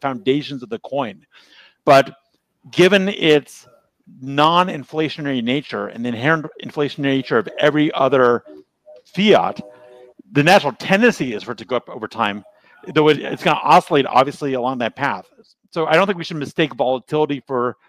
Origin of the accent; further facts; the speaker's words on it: United States; as an American